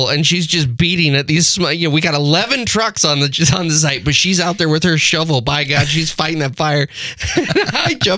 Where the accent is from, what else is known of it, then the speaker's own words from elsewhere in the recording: Texas, United States; moved away; I'm originally from Texas